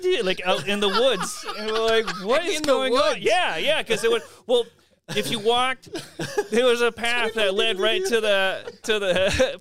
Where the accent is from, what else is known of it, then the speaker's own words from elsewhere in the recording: Carver, Massachusetts, United States; I grew up in Carver